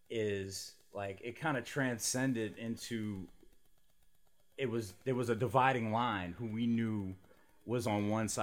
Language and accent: English; New Orleans, Louisiana, United States; growing up here